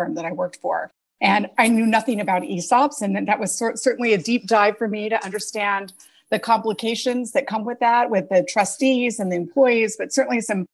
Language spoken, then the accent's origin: English; Salt Lake City, Utah, United States; moved away as an adult; now in New York City, United States; I grew up in Salt Lake City, Utah